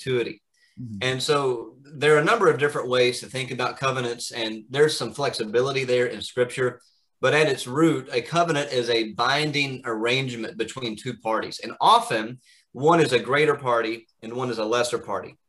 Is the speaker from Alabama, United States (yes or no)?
yes; Alabama, United States; moved away as an adult; also born or lived in Kentucky / Orlando, Florida / Edinburgh, Scotland; now in Pennsylvania, United States; So I grew up in Alabama and was born in Kentucky, but grew up in Alabama